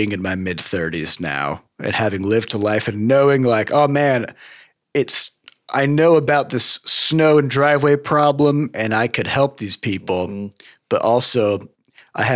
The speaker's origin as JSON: {"language": "English", "region": "Midwest", "country": "United States", "lives_now": "St. Louis, United States", "said": "as a Midwesterner"}